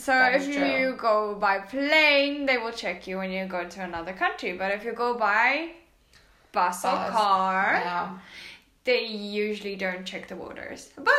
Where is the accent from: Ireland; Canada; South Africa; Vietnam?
South Africa; English is a second language; now in Poland; I am a South African.